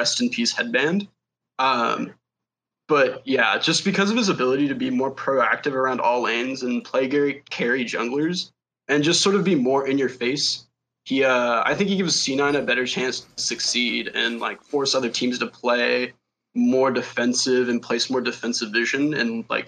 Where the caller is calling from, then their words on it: Dallas, Texas, United States; Dallas, Texas.